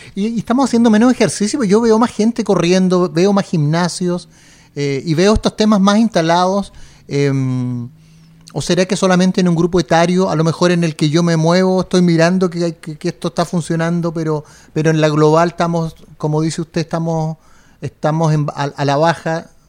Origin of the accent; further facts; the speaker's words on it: Chile; somos poco los chilenos